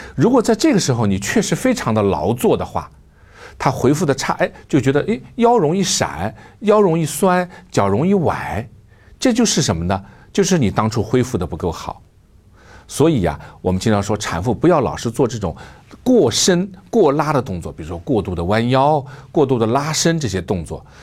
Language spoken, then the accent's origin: Chinese; China; 我们中国人在海外